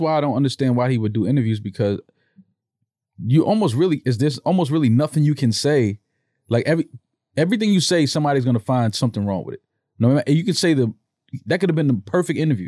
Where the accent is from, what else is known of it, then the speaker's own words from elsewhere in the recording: New York, United States; I'm from New York. We from the city